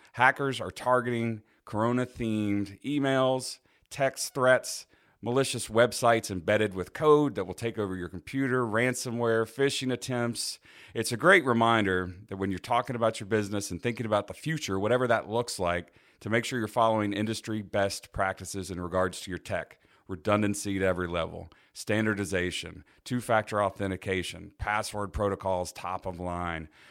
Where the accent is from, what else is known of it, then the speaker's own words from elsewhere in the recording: Houston, Texas, United States; I was born in Houston, Texas